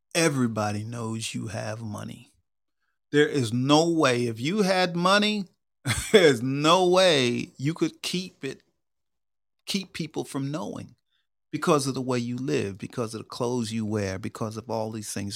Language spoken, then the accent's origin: English; Long Island, New York, United States; moved away as an adult; also born or lived in Georgia; I grew up in New York, but out in Long Island, and I moved to Georgia when I was twenty-two years old